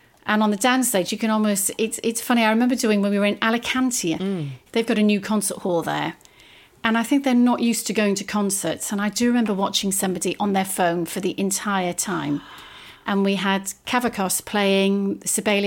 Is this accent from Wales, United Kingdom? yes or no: yes; Welsh, Wales, United Kingdom; short and Welsh